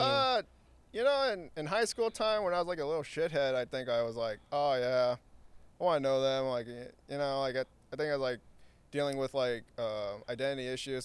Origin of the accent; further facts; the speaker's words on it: Santa Ana, California, United States; born and raised in Santa Ana. Um, grew up in Floral Park.